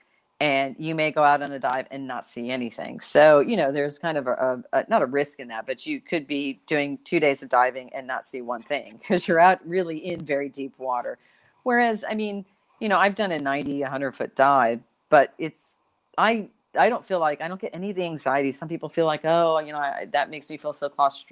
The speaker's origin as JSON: {"language": "English", "region": "Florida", "country": "United States", "tie": "born or raised there", "said": "I grew up in Florida"}